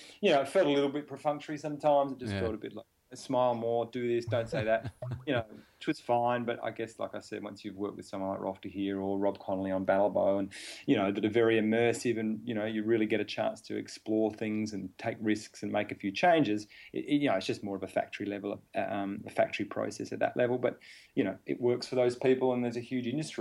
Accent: Adelaide, South Australia, Australia; I came from Adelaide, small town

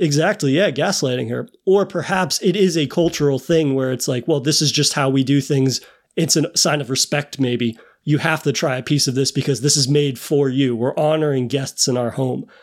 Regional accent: United States; me as an American

